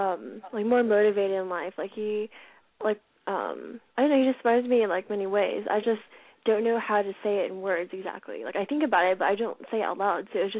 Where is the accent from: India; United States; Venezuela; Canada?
United States; Los Angeles, California; moved away; I'm 20, and I'm from Los Angeles originally.